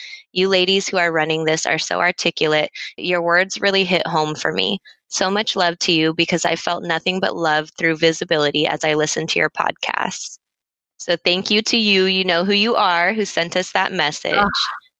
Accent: Hawaii, United States; first language Tagalog; also born or lived in Philippines; I was born in the Philippines and moved to Hawaii when I was 3. I can understand some Tagalog to this day, but always refused to relearn because assimilating to white America, even in Hawaii, was a daunting task.

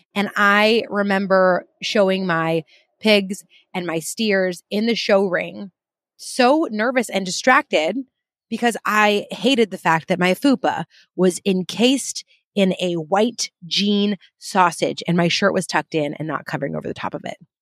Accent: United Kingdom; I'm very British

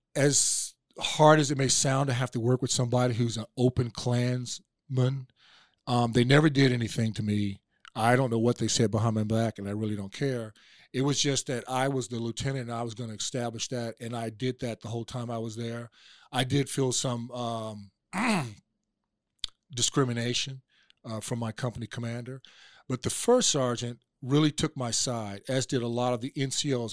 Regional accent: Oklahoma, United States; now in Atlanta, United States; I was born in Oklahoma, uh, near Fort Sill, where my dad was in the Army

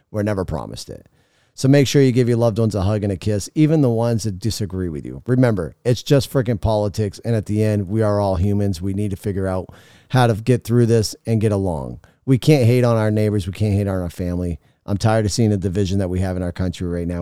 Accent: United States; we as American people

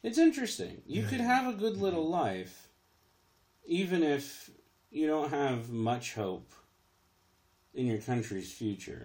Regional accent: United States; I'm the American in this conversation

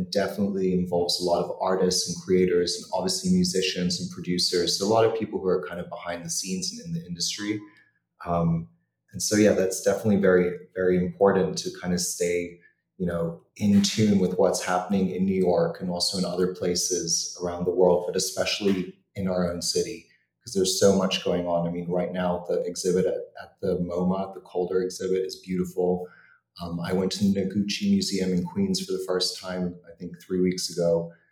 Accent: New Zealand; also born or lived in Europe; for someone who had grown up in Europe and I'm from New Zealand originally.

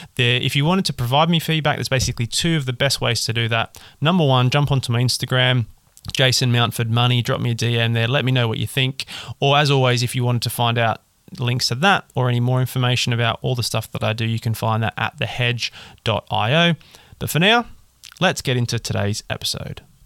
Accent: Australia; accent: Australian; now in United Kingdom; I'm an Australian with an Australian accent, living and working in the UK

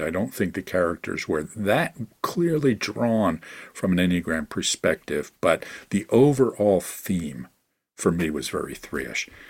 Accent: Philadelphia, Pennsylvania, United States; my hometown of Philadelphia

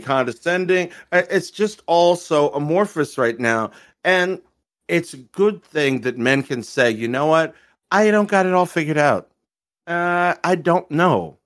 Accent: Maryland, United States; I'm from Maryland

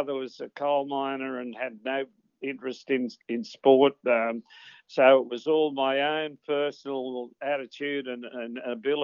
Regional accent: Woonona, New South Wales, Australia; also born or lived in Thirroul; I was born in the Bulleye Winoona Thirroul area, yes. Actually, the original birth was Thirroul.

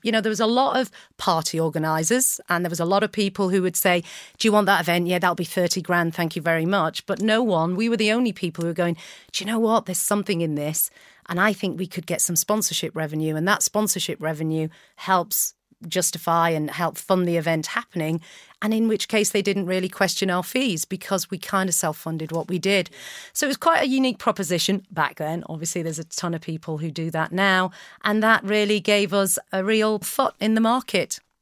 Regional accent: North Wales, United Kingdom; moved away as an adult; also born or lived in Naples, Italy / Flint; now in Manchester, United Kingdom; I, I grew up in North Wales. My parents moved when I was three

